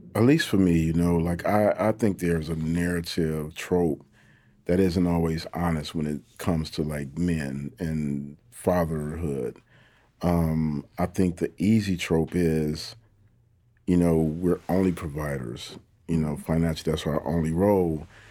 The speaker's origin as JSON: {"language": "English", "town": "Detroit", "region": "Michigan", "country": "United States", "tie": "born or raised there", "said": "I come from, you know, the east side of Detroit. You know, I'm super proud of my hometown"}